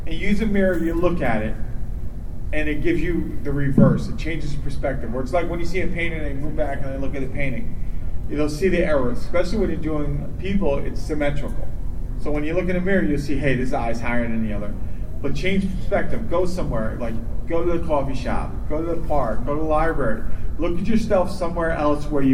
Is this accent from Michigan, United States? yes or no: no; New York, United States; also born or lived in Minneapolis; now in Florida, United States; growing up in New York